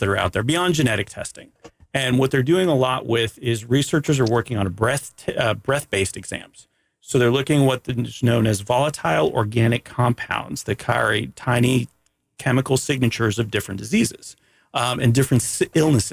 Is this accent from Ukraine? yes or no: no; Canada; I'm from Canada